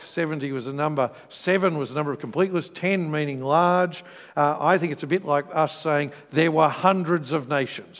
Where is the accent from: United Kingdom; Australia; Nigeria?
Australia; when I'm overseas, I'm more Australian than when I'm in Australia